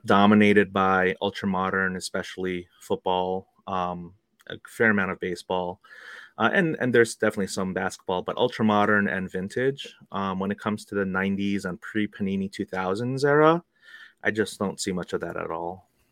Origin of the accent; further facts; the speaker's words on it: New York City, New York, United States; also born or lived in Korea; I was born in Korea, but you know, I moved here when I was two years old, and uh, we, my family and I, we grew up in New York City